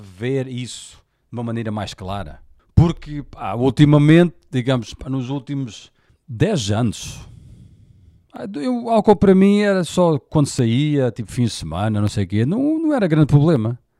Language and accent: Portuguese; Portugal; Eu nasci em Portugal, sou português